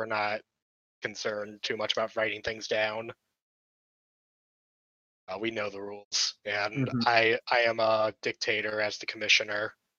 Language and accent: English; Florida, United States